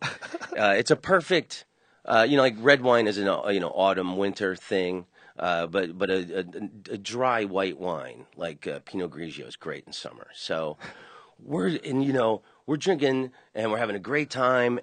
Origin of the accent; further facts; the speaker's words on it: Orlando, Florida, United States; I grew up in Orlando